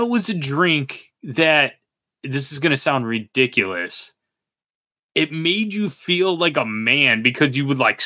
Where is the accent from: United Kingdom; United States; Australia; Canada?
United States; this is not my America. This is not the country I grew up